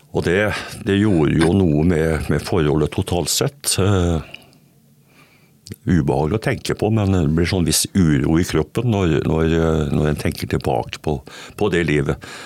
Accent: Østfold, Norway; Jeg kommer fra Østfold, jeg påstår iallfall det. Selv om jeg har bodd en del steder rundt i landet i barndommen, så har hele voksenlivet mitt vært i Østfold.

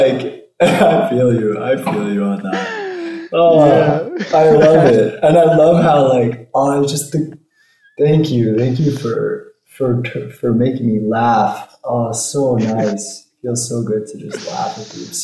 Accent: United States; I'm an American, not an Israeli.

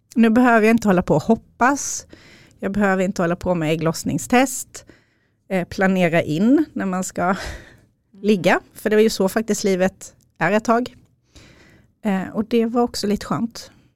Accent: Småland, Sweden; accent: Småland dialect; now in Upplands Väsby, Sweden; Som ni har på dialekten så kommer jag från Småland. Men bor i Upplands Väsby med Micke, min man

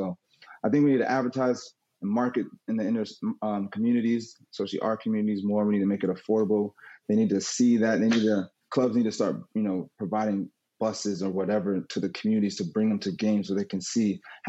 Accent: Queens, New York, United States; born there; I was born in Queens, New York. My mom's from New York.

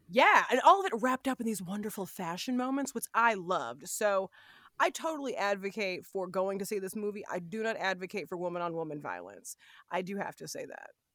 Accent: Los Angeles, California, United States; moved away; my hometown

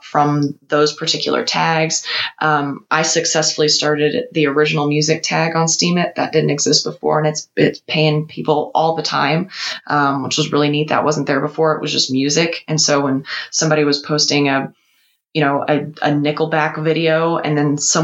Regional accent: United States; as an American

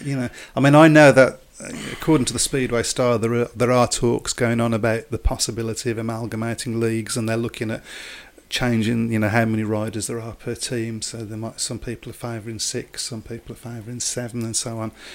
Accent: Birmingham, West Midlands, United Kingdom; accent: Brummie; as a Brummie myself

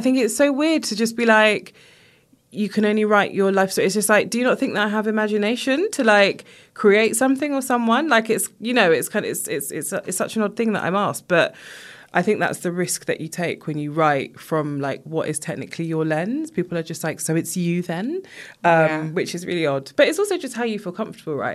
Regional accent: England, United Kingdom; I was born here, my family from Jamaica

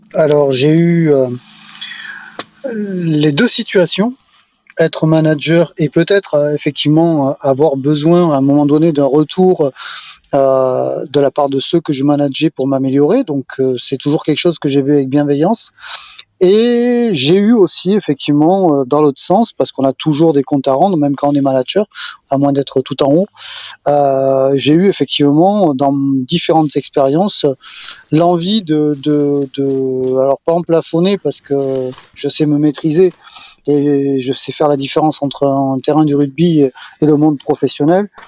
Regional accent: Bordeaux, Nouvelle-Aquitaine, France; je suis un Bordelais

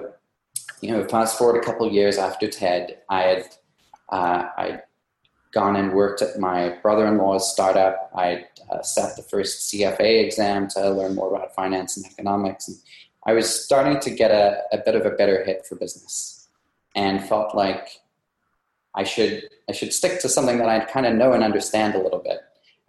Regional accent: South Africa; moved away as an adult; also born or lived in New York, United States; now in United States; I came from South Africa. That's where I grew up. And I actually came to the USA in 2010 to do grad school in philosophy

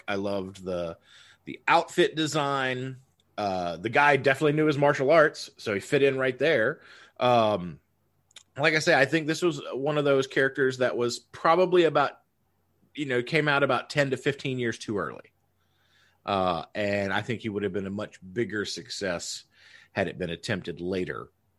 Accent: the South, United States; even though obviously he had the big Southern accent, but that's fine. We're from the South.

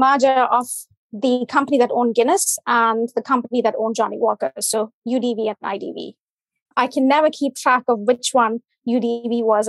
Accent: India; English is a second language; From India.

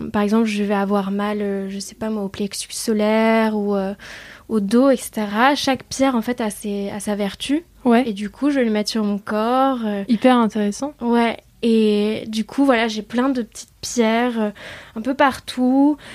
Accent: Vietnam; Euh, bon, déjà, euh, dû à mon enfance au Vietnam, j'ai des, des, bouddhas un peu partout chez moi.

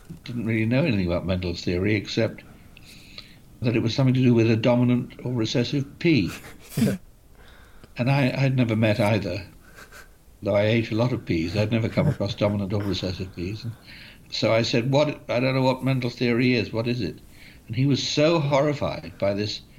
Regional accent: Bath, South West England, United Kingdom; I grew up in Bath

